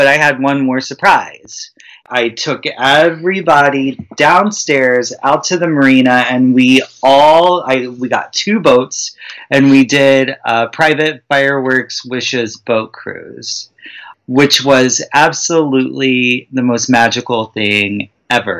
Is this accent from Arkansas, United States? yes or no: yes; Arkansas, United States; moved away; I'm originally from Arkansas